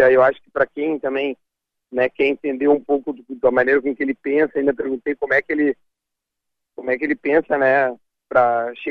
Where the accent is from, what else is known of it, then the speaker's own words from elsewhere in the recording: Rio Grande do Sul, Brazil; Porque minha mãe é gaúcha, meus pais se conheceram num navio, se separaram, eu sou gaúcho desde sempre. Mas meu pai é, é de São Paulo